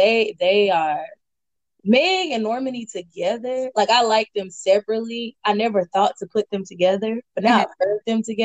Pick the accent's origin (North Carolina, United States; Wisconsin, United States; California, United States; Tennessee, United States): Tennessee, United States; And I'm from Tennessee.